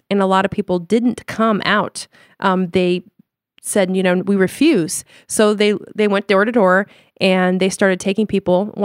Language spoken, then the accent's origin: English; Limburg, Netherlands; English is a second language; Now we're from Lim- the province of Limburg, which is the very southern part of Holland.